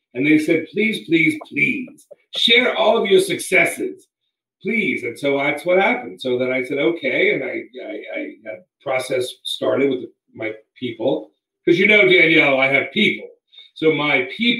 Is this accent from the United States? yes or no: yes; Washington, District of Columbia, United States; I'm from Washington, D.C. area